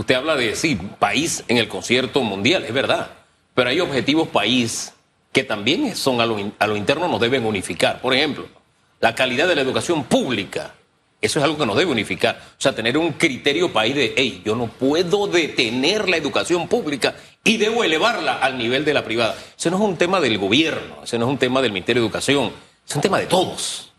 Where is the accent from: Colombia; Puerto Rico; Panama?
Panama; como panameños